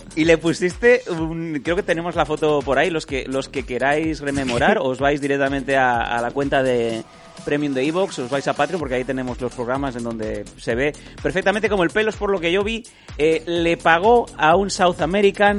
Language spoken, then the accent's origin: Spanish; Esparreguera, Catalonia, Spain; born or raised there